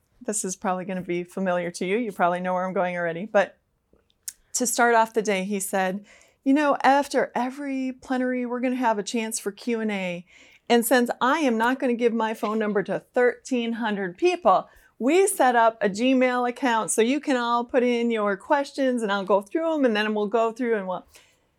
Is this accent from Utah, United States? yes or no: no; Minnesota, United States; Now, I'm from Minnesota, and I have come to find that I live in a bit of a bubble.